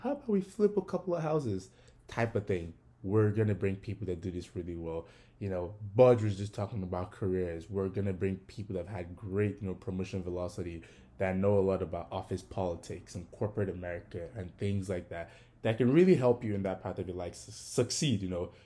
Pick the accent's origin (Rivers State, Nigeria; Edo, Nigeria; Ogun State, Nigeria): Ogun State, Nigeria; now in United States; I was also born and raised in Nigeria. I am from Ogun State